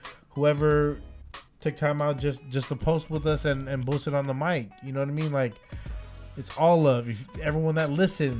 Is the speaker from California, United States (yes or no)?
yes; Bay Area, California, United States; as far as us being born and raised Bay Areans